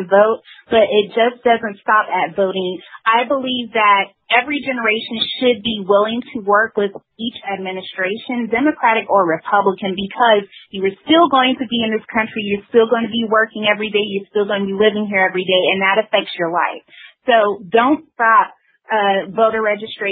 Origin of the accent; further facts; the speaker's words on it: the South, United States; I'm from the South, and here we do have, you know, the history of the Civil War, the Confederacy